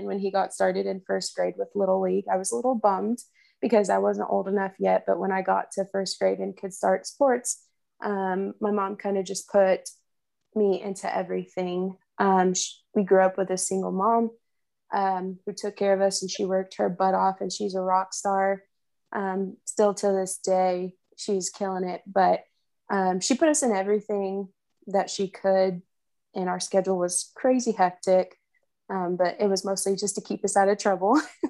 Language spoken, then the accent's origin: English; Arkansas City, Kansas, United States; So growing up, I was your typical little tomboy sister. I followed my brother everywhere.